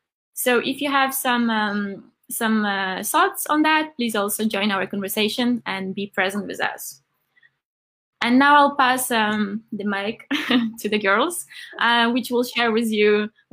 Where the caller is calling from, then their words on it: Copenhagen, Capital Region, Denmark; So I'm joining today from Copenhagen.